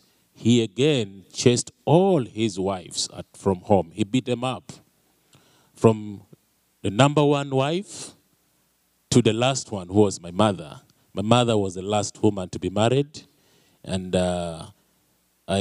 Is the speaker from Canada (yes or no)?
no; Uganda; moved away; I'm from Uganda, a little country way back in Africa